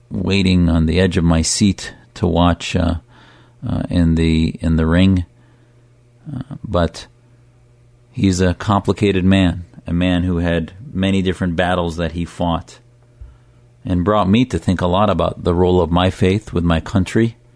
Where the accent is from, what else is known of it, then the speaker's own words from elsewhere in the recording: United States; Ultimately, I think served as an example for me as an American Muslim of what not to do.